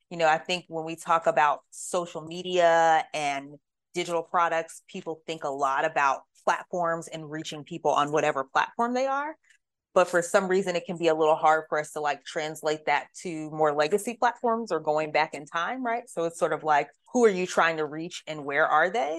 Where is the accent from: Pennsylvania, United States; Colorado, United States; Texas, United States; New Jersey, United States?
Pennsylvania, United States; Pittsburgh; moved away as an adult; also born or lived in Richmond, Virginia; now in Louisville, United States; I grew up primarily in Pittsburgh, Pennsylvania